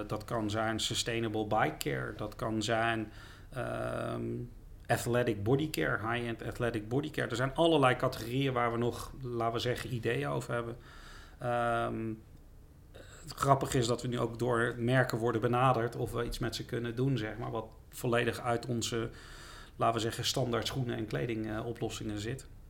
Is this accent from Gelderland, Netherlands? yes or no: no; The Hague, South Holland, Netherlands; Ik ben wel een echte Haagse jongen